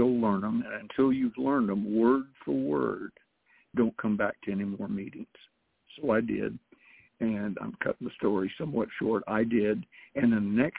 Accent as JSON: {"language": "English", "region": "the South", "country": "United States", "said": "I'm a Southerner"}